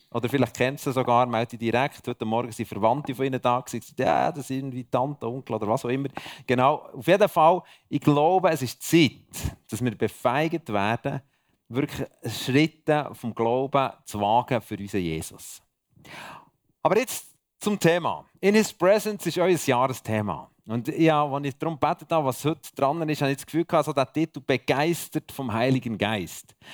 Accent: Bern, Switzerland; merci, dass ihr mich als Berner da bei euch aushaltet ist immer wieder eine Freude, in der Schweiz oder im Ausland unterwegs zu sein.

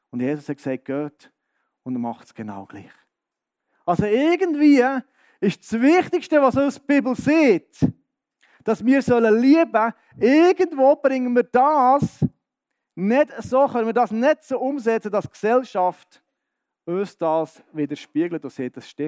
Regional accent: Bern, Switzerland; ich bin im Berner Oberland aufgewachsen, wohne jetzt im Berner Seeland und komme jetzt hier ins Mittelland

